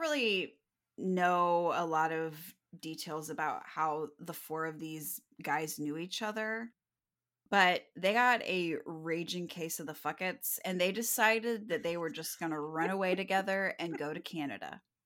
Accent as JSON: {"language": "English", "town": "Kirksville", "region": "Missouri", "country": "United States", "tie": "born or raised there", "said": "Kirksville is my hometown"}